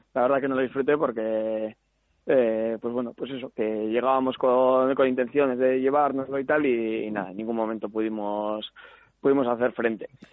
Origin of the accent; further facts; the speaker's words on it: Santurtzi, Basque Country, Spain; also born or lived in Barakaldo; soy de Santurci